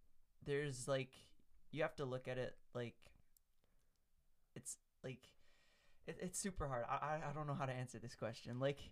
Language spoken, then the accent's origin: English; Canada; But we're Canadian, so we don't talk about the U.S.